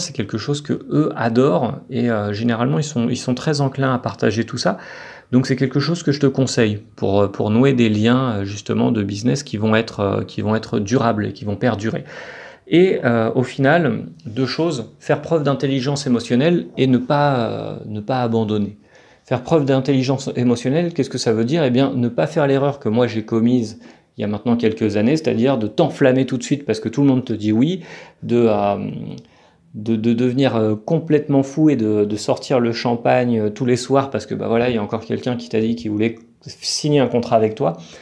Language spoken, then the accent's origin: French; France; now in Colombia; en tant que Français